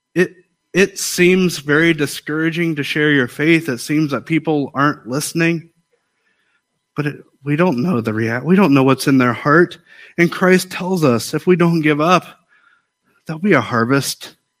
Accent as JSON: {"language": "English", "country": "United States", "said": "I'm an American"}